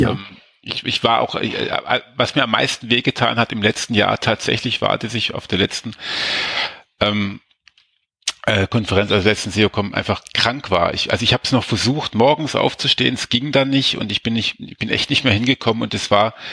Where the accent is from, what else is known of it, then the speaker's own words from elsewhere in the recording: Munich, Bavaria, Germany; Ich, bin, ich, wohne, ich komme ja aus München, Mensch.